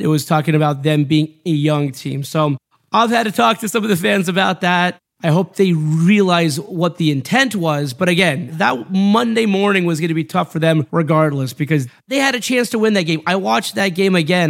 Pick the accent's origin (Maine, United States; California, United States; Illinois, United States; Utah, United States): California, United States; Los Angeles; I grew up on the Showtime Lakers, sitting in the Colonnade section at the Forum. I grew up on the Dodgers from the top deck at Dodger Stadium